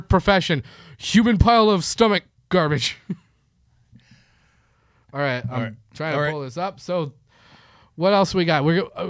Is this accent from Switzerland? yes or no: no; Canada; now in Los Angeles, United States; I'm from Canada.